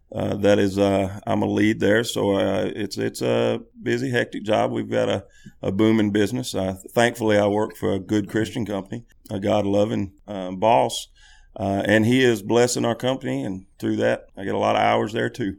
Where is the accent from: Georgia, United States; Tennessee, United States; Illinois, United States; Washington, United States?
Tennessee, United States; Haywood County; moved away as an adult; now in Jackson, United States; I'm originally from Haywood County.